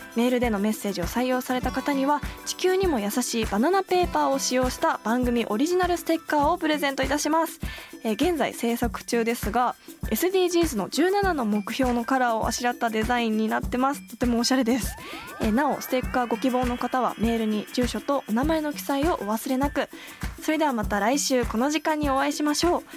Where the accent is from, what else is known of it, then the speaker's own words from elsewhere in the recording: Kawasaki, Kanagawa, Japan; 私も川崎市の学校に行っ